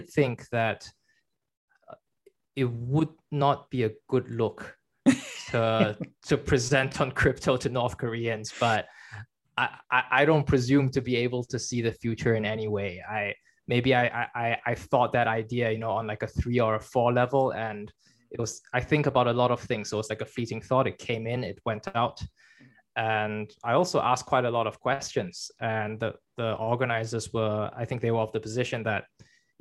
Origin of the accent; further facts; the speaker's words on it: China; moved away; I was born in China